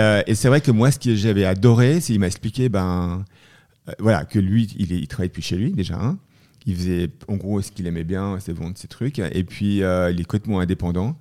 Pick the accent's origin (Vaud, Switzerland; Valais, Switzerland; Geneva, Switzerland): Vaud, Switzerland; Leysin; also born or lived in Montreux / Boston / Boulder, Colorado; je suis né en Suisse, hein, et, euh, donc, euh, je suis né à Montreux et j'ai habité à Lezat.